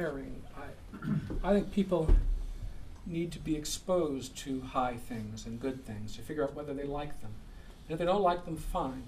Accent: Ann Arbor, Michigan, United States; my hometown of Ann Arbor, Michigan

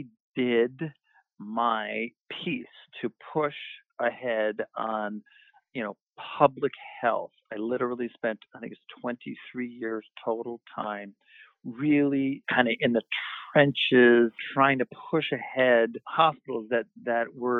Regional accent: Westchester, New York, United States; also born or lived in New Orleans / Albany, New York; now in New York City, United States; I grew up not in New York City, but outside in Westchester.

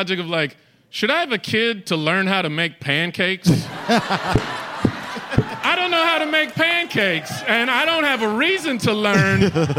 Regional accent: Boston, Massachusetts, United States; Irie, I'm from Boston.

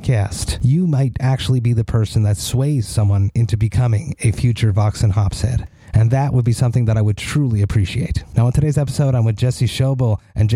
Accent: Montreal, Quebec, Canada; I'm from Montreal

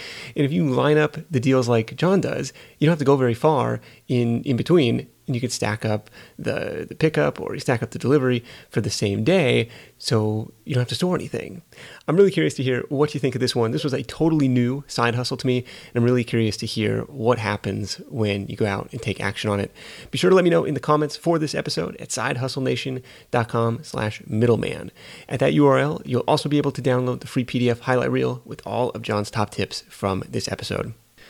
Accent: Livermore, California, United States; I was on Google Earth in my hometown of Livermore, California, and being like, holy crap, this guy has got just a mountain of pallets in the back of his building.

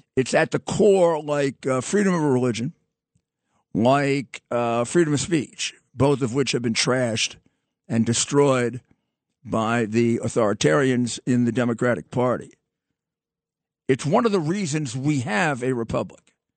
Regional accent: New York City, New York, United States

